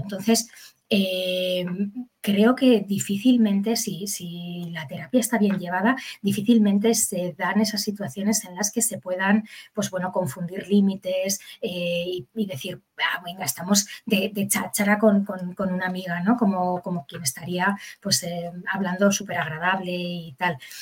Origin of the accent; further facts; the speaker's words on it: Bilbao, Basque Country, Spain; yo soy de Bilbao